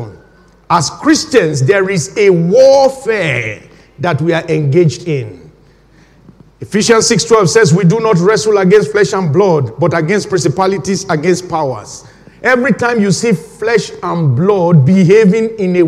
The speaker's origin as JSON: {"language": "English", "country": "Nigeria", "tie": "born or raised there", "moved": "as an adult", "lives_now": "United Kingdom", "said": "I was born when my home country, Nigeria, was right in the middle of a civil war"}